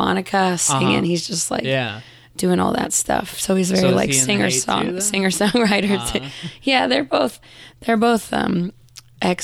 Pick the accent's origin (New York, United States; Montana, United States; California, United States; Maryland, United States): California, United States; Walnut Creek; also born or lived in San Francisco, United States / Oakland, United States; I was born in SF, but I grew up in Walnut Creek, which is like the suburbs